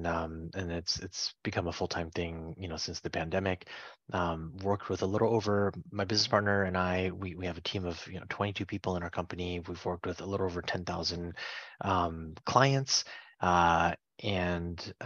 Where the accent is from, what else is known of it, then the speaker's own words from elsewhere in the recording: Fishkill, New York, United States; moved away as an adult; also born or lived in Pittsburgh, Pennsylvania; now in Washington, D.C., United States; I grew up in the Mid-Hudson Valley area in upstate New York, a few hours north of New York City.